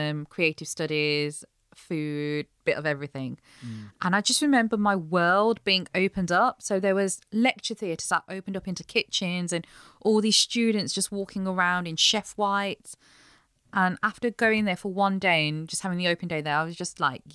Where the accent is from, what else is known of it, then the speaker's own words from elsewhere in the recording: Wolverhampton, West Midlands, United Kingdom; So I'm originally from Wolverhampton, born and bred. I'm a Black Country girl